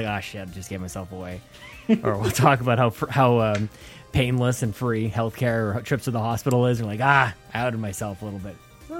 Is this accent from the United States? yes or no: no; Canada; I'm Canadian.